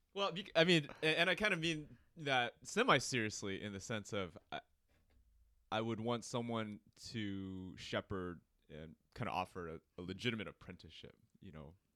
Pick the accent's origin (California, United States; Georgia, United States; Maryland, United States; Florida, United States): California, United States; Cerritos; I grew up in Cerritos